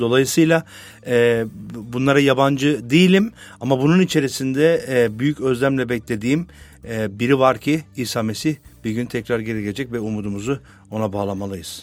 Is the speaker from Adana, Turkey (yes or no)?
yes; Adana, Turkey; moved away; ben Adanalıyım aslen.